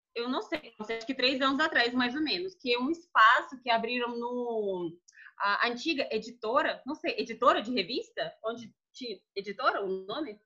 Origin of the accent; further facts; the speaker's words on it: Moscow, Russia; Portuguese is a second language; moved away as an adult; now in Brasília, Brazil; sou de Moscou